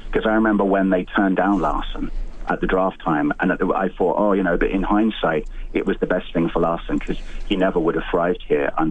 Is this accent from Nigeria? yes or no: no; England, United Kingdom; accent: British; also born or lived in Winnipeg, Canada; now in Edmonton, Canada; I grew up in England, and so I got to discover hockey when I came over here